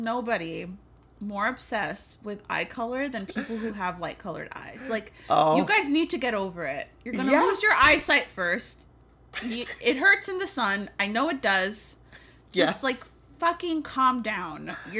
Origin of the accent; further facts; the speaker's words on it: New York City, New York, United States; Yeah. I'm also from the Bronx.